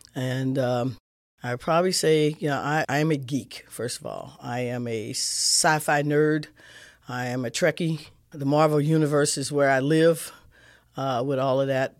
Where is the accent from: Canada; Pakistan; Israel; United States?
United States; St. Louis, Missouri; I grew up kid in Saint Louis, in the city